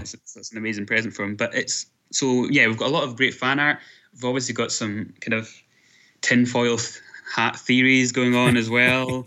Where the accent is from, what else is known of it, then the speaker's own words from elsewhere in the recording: Scotland, United Kingdom; I am from Scotland